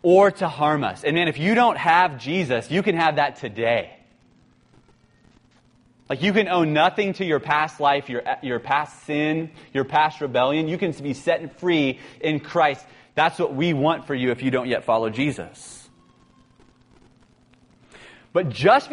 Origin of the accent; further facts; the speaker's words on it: San Francisco, California, United States; I'm from San Francisco.